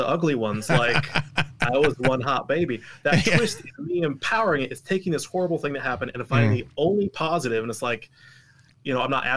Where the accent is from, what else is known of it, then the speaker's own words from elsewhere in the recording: Portland, Oregon, United States; also born or lived in Salt Lake City, Utah; now in Utah, United States; I was raised in Oregon, Portland, Oregon